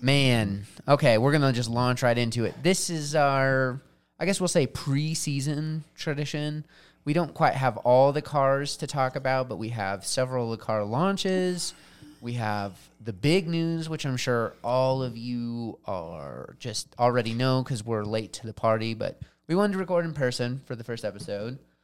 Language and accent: English; United States; I'm an American